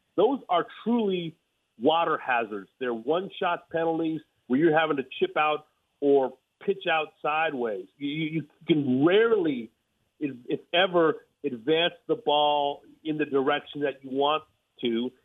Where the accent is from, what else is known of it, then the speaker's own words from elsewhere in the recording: Los Angeles, California, United States; I'm from